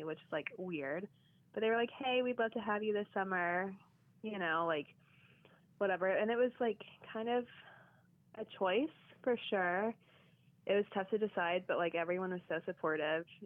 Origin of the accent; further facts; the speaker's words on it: Georgetown, Kentucky, United States; moved away as an adult; also born or lived in Los Angeles; now in New York, United States; I grew up in Kentucky